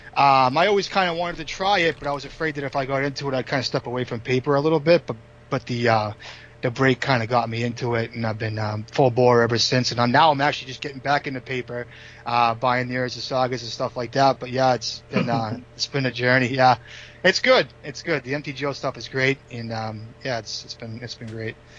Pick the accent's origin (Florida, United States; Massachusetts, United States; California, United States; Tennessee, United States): Massachusetts, United States; Boxford; now in Stoneham, United States; I grew up on the North Shore